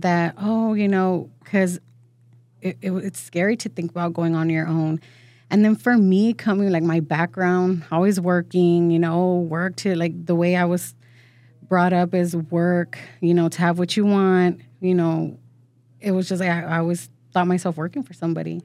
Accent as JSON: {"language": "English", "town": "San Antonio", "region": "Texas", "country": "United States", "tie": "born or raised there", "also_born_or_lived": "Mexico", "first_language": "Spanish", "second_language": "English", "said": "born and raised"}